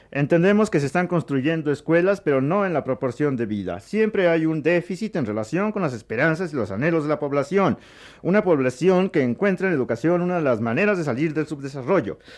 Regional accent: Mexico; accent: Mexican; porque yo, tengo un acento muy mexicano

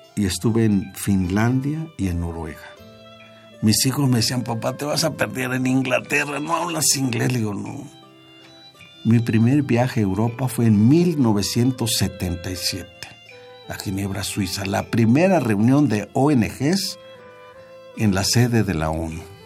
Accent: Mexico; moved away; somos mexicanos

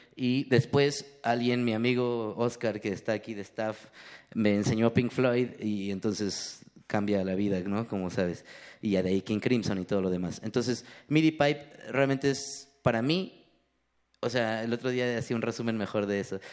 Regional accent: Ecatepec, State of Mexico, Mexico; crecí en Ecatepec

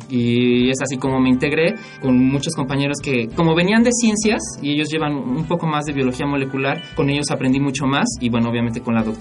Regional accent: Mexico City, Mexico; Yo nací aquí en la Ciudad de México y yo nací en 1990.

